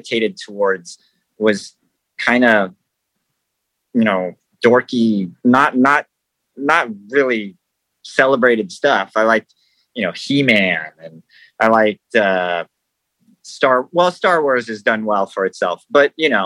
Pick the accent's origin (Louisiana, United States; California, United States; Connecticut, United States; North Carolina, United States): California, United States; Los Angeles; also born or lived in Hollywood, California; I was born in California in Hollywood, and I grew up in the San Fernando Valley